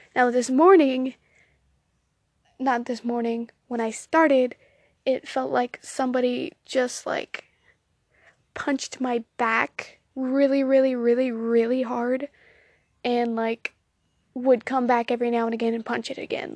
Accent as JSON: {"language": "English", "region": "Southern United States", "country": "United States", "accent": "Southern, country twang", "said": "if you couldn't tell by the way I say y'all, I am in fact Southern."}